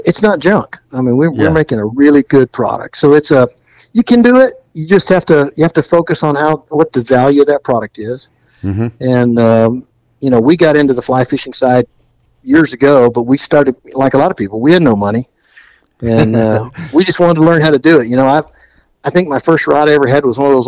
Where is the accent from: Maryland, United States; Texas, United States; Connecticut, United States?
Texas, United States; Gulf Coast; I grew up on the Gulf Coast in Texas, so I spent a lot of time doing surf fishing as well